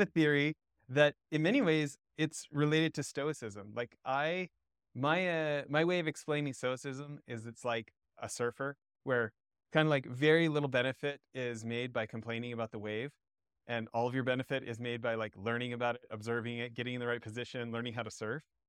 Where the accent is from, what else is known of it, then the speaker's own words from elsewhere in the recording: Canada; moved away as an adult; also born or lived in Southern California; I grew up a snowboarder in Canada, and and got to move to Southern California and pick up surfing, but I was already in my twenties